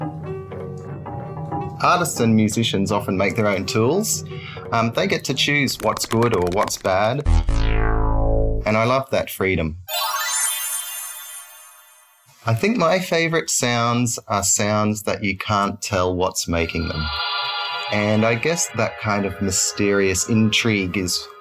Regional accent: Brisbane, Queensland, Australia; I'm an artist from Brisbane, Queensland.

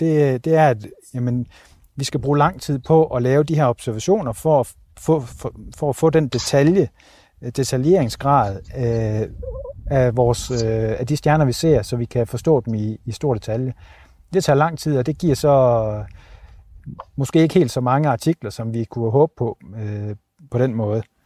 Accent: Denmark; moved away; hjemme i Danmark

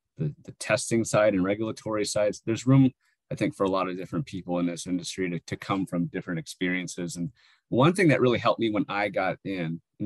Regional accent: Northwest New Mexico, United States; moved away as an adult; also born or lived in Alaska / California; now in Arizona, United States; I grew up in Northwest New Mexico at around almost 7,000 feet elevation

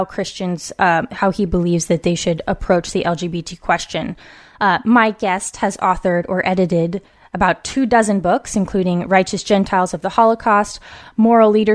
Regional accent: West Coast, United States; born or raised there

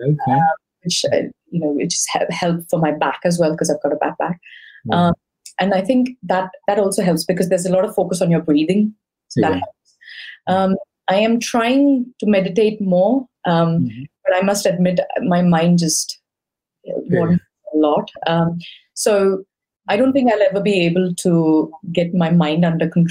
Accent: India; now in United Kingdom; I come from India

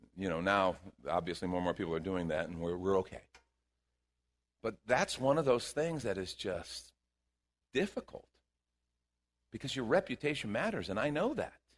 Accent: Chicago, Illinois, United States; moved away; I grew up in Chicago

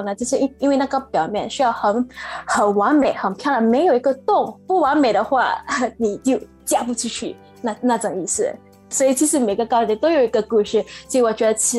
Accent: Singapore; moved away as an adult; now in Shanghai, China; 我是从新加坡过来的，我现在在上海创业

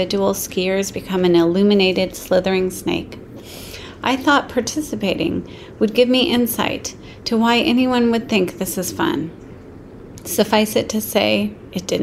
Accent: Aspen, Colorado, United States; born or raised there

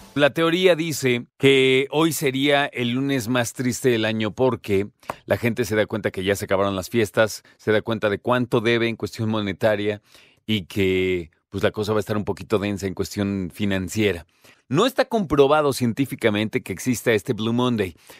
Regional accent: Mexico; como mexicanos

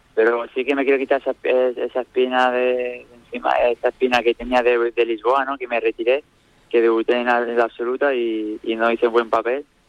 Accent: Nerja, Andalusia, Spain; Nerja, mi pueblo

